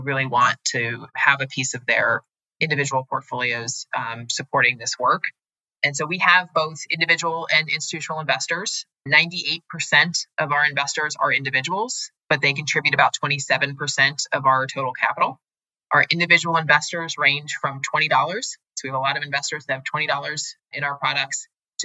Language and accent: English; United States; which was more of a value system I grew up in America